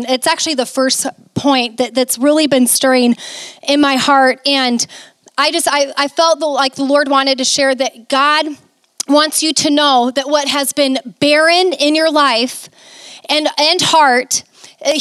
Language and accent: English; Mason City, Iowa, United States; moved away as an adult; also born or lived in Arizona / Florida; I never thought I'd be back to my hometown